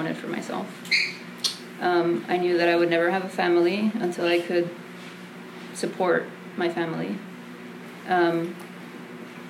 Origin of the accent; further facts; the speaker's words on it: McAllen, Texas, United States; also born or lived in Mexico; She raised us on a waitress salary in South Texas, in McAllen